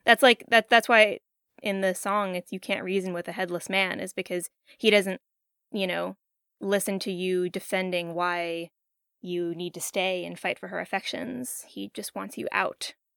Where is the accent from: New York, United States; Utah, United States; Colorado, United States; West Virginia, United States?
West Virginia, United States; growing up in West Virginia